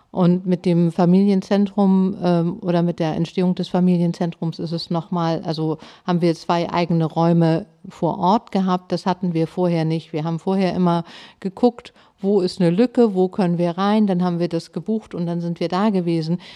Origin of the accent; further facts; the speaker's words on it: Hamburg, Germany; moved away; also born or lived in Bad Oldesloe / Schwarzenbek; Ich komme aus Hamburg und bin in Harburg aufgewachsen.